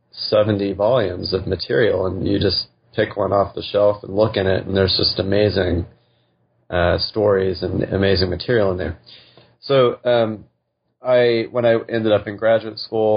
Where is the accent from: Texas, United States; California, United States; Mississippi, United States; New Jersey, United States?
Texas, United States; West; moved away as an adult; also born or lived in Hanover, New Hampshire / Arizona / Western Massachusetts; now in Omaha, United States; I grew up in West Texas in the Panhandle